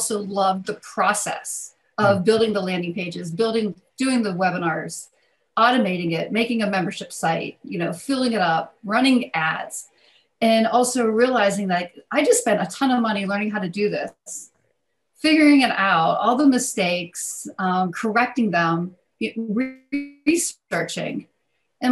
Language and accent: English; outside of Pittsburgh, Western Pennsylvania, United States; moved away as an adult; also born or lived in Philadelphia; I was raised in Western Pennsylvania, outside of Pittsburgh, in a small coal mining town